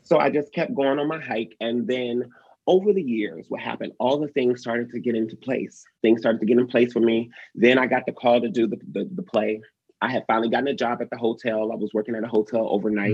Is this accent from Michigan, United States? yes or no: yes; Detroit, Michigan, United States; moved away; I grew up in Detroit.